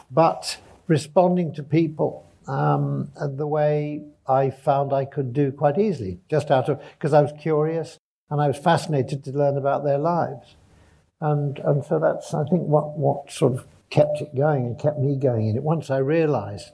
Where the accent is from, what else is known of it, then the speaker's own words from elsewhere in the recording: Sheffield, Yorkshire and the Humber, United Kingdom; I was born in Sheffield in the 50s